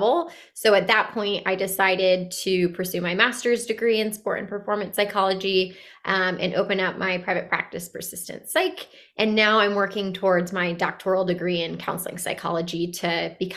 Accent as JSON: {"language": "English", "town": "Bristol", "region": "Connecticut", "country": "United States", "tie": "born or raised there", "said": "I grew up in a pretty urban part of Connecticut, in Bristol, Connecticut"}